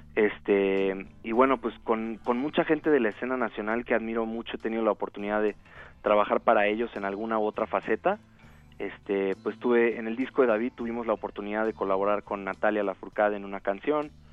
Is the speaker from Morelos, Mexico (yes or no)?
yes; Cuernavaca, Morelos, Mexico; moved away as an adult; also born or lived in Caracas, Venezuela / Madrid, Spain / Los Angeles, United States; now in Mexico City, Mexico; yo soy realmente de Caracas, Venezuela pero crecí en Cuernavaca, entonces soy guayabo por añadidura.